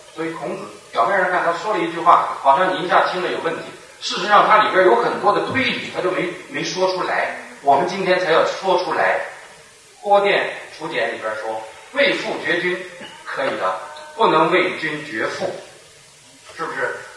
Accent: Henan, China; moved away; 今天河南我的老家还是咱们人口最多的省份

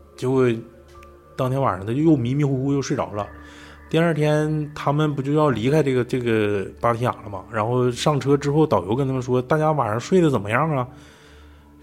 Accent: Mulan, Heilongjiang, China; 我老家那边儿，因为我老家不是木兰县嘛，也是松花江，江畔

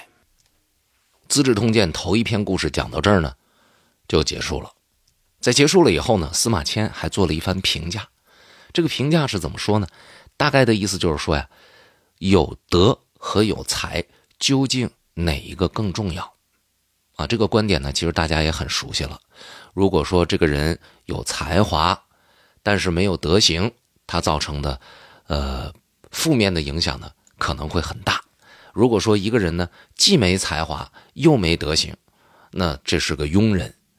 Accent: Northeast China, China; accent: Northeastern Mandarin; 我们东北话叫点一点或者叫敲打敲打

